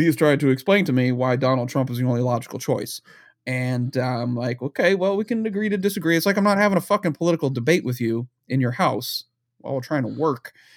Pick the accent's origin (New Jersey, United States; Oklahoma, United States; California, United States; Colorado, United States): New Jersey, United States; I grew up in New Jersey right outside of where he was doing his shenanigans back in New York